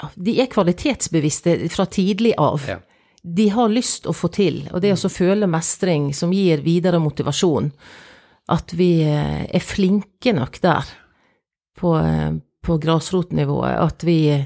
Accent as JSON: {"language": "Norwegian", "area": "Sotra", "region": "Vestland", "country": "Norway", "said": "jeg kommer jo fra Sotra, fra Janitsjarkorps"}